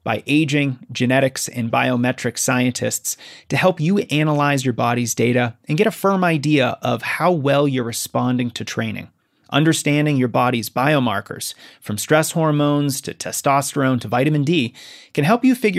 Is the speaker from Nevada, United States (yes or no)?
no; Colorado, United States; I'm from Colorado